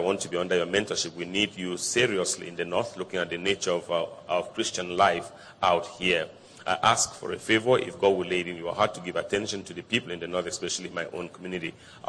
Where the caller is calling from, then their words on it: Ogun State, Nigeria; Ogun State … …. I'm 21 years, and I come from Ogun State, Nigeria, right from when I was 8 years old